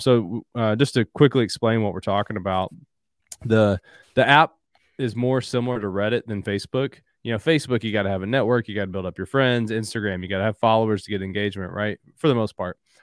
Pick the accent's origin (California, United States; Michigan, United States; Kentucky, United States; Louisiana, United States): Kentucky, United States; Southeastern; also born or lived in Louisville, Kentucky / Tennessee; born and raised in Southeastern Kentucky, currently live in Louisville.